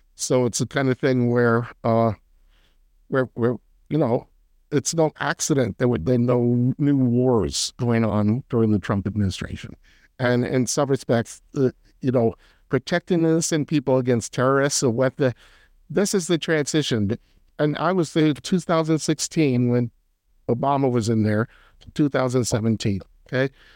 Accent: near Philadelphia, Pennsylvania, United States; now in North Carolina, United States; I grew up near Philadelphia

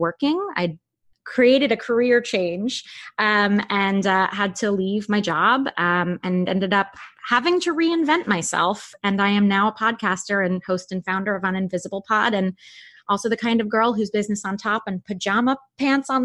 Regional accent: New York City, New York, United States; now in Los Angeles, United States; I'm originally from Manhattan, from New York City. So I was born and raised there. I currently live

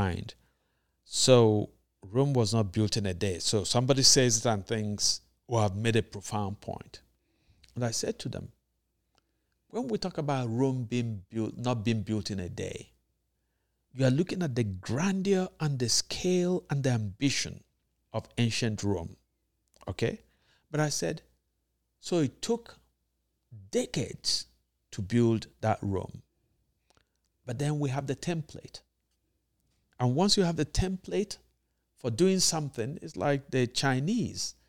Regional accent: Nigeria; being Nigerian

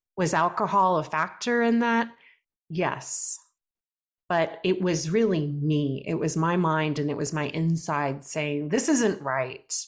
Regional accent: Brenham, Texas, United States; I grew up in Brenham, Texas, which is a small town, rural Texas

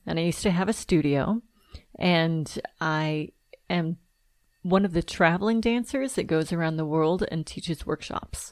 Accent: Southern California, United States; I'm from Southern California

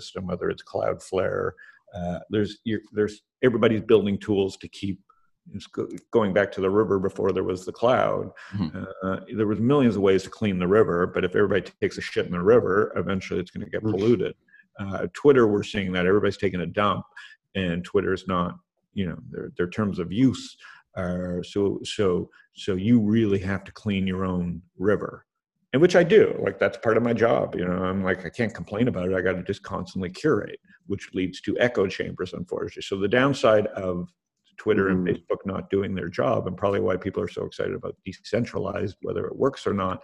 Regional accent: Canada; I'm Canadian

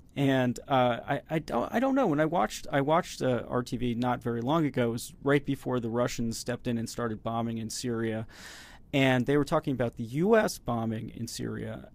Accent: United States; speaking as an American here

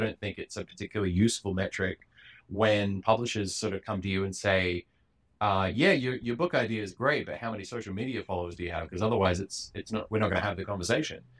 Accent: Perth, Western Australia, Australia; now in New York, United States; I grew up in Perth

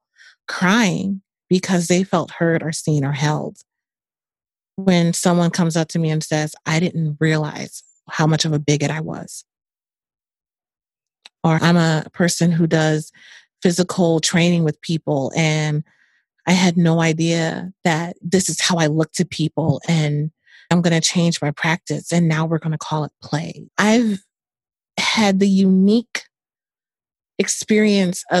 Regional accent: New Orleans, Louisiana, United States; moved away as an adult; I was born in New Orleans, Louisiana. I left there when I was 18

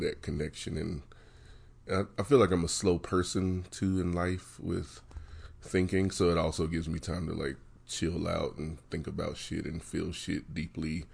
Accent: West Virginia, United States; moved away as an adult; now in Denver, United States; growing up in West Virginia, um, growing up in poverty in a small town

